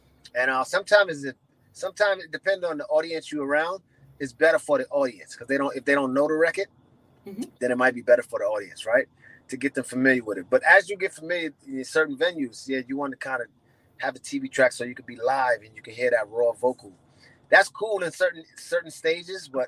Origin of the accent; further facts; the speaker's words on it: New York City, New York, United States; I'm from New York City